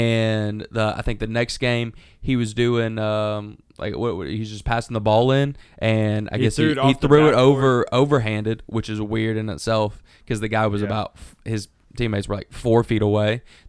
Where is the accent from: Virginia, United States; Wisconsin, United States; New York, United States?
Wisconsin, United States; Milwaukee; To all the haters that said we couldn't do it because we're from Milwaukee.